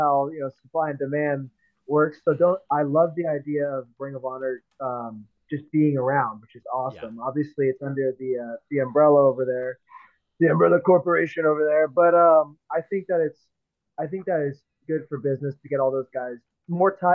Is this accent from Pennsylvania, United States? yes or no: no; Seattle, Washington, United States; moved away; I'm from Seattle originally